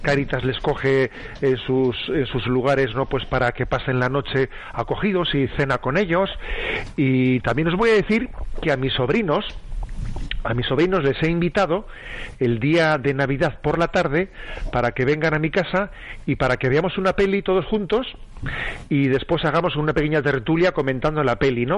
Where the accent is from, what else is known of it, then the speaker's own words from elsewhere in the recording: San Sebastián, Basque Country, Spain; soy de San Sebastián y entonces tengo, la familia conmigo